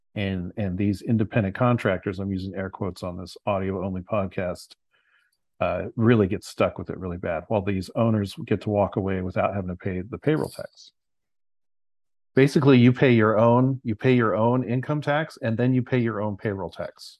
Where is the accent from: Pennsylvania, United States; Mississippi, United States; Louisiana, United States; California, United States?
California, United States; San Luis Obispo; I'm from, originally from San Luis Obispo, California